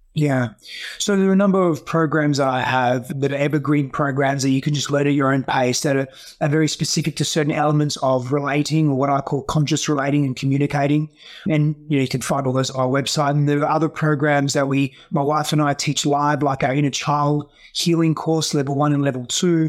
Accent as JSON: {"language": "English", "country": "Australia", "tie": "born or raised there", "also_born_or_lived": "Greece", "first_language": "Greek", "second_language": "English", "moved": "as an adult", "lives_now": "United States", "said": "I grew up in Australia, but the first few, few years of my life, I largely grew up in Greece"}